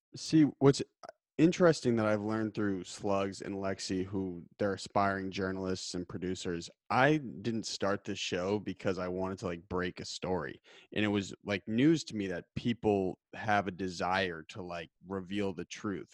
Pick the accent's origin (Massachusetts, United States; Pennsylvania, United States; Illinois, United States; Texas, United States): Massachusetts, United States; Titletown; I grew up in Titletown, U S